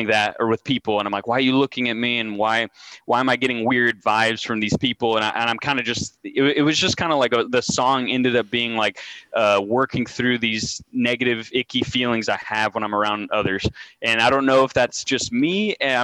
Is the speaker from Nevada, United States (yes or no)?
no; El Paso, Texas, United States; moved away; also born or lived in Austin / College Station; I came from El Paso